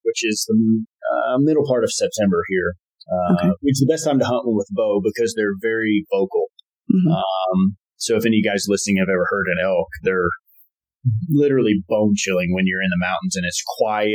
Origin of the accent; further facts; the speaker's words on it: Texas, United States; moved away as an adult; also born or lived in Connecticut; now in Montana, United States; growing up in Texas